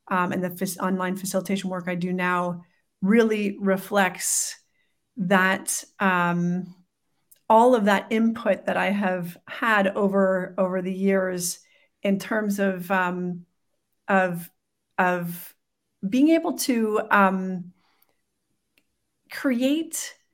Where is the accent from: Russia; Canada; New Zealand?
Canada; Well, we're a bicultural family, so we've got um, my husband's Colombian, I'm Canadian.